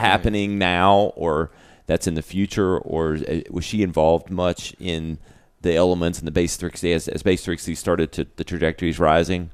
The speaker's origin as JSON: {"language": "English", "town": "Greenville", "region": "South Carolina", "country": "United States", "tie": "born or raised there", "also_born_or_lived": "New York", "said": "I was born and raised in Greenville, lived in New York"}